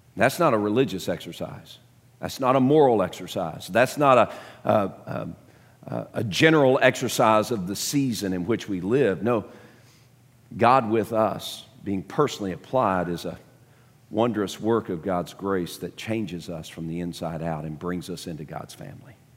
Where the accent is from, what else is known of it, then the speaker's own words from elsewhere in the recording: Dallas, Texas, United States; growing up in Dallas, um, a, as a young kid